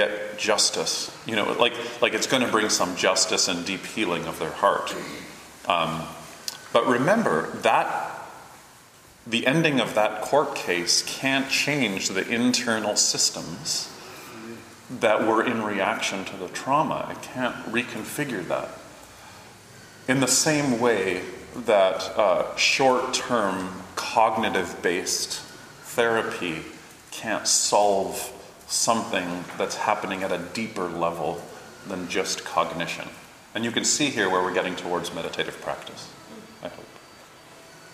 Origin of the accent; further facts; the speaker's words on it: Toronto, Ontario, Canada; I grew up in Toronto and grew up cycling and not in a car